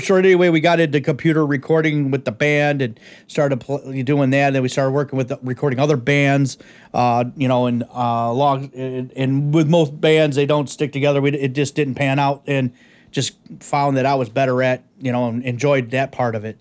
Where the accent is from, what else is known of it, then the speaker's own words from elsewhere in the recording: Detroit, Michigan, United States; originally born in the East Side of Detroit